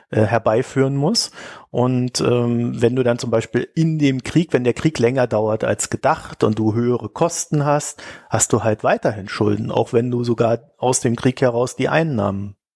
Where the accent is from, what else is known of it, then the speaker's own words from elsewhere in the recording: East Germany, Germany; ja, ihr wisst ja, ich komme ja aus der DDR. Wir hatten ja immer Bananenmangel.